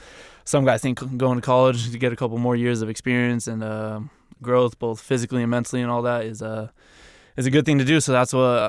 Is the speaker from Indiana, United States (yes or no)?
no; New Mexico, United States; So I went to University of New Mexico, obviously. I'm from New Mexico.